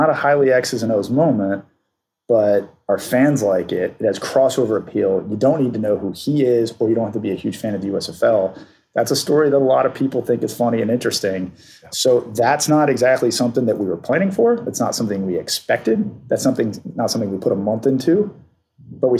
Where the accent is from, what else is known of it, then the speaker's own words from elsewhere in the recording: Atlanta, Georgia, United States; I grew up in Atlanta